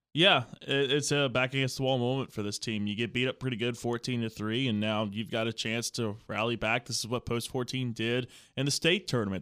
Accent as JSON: {"language": "English", "region": "Virginia", "country": "United States", "tie": "born or raised there", "moved": "yes", "said": "I grew up in Virginia"}